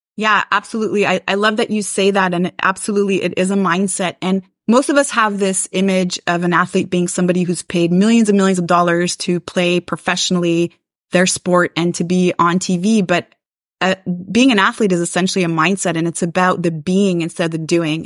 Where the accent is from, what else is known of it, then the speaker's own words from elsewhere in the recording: Montreal, Quebec, Canada; I am from Montreal, Quebec, Canada